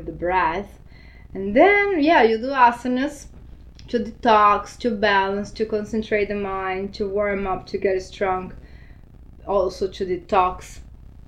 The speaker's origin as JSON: {"language": "English", "country": "Brazil", "tie": "born or raised there", "also_born_or_lived": "Argentina", "moved": "yes", "lives_now": "Miami, United States", "said": "I was born in Argentina, but I grew up in Brazil."}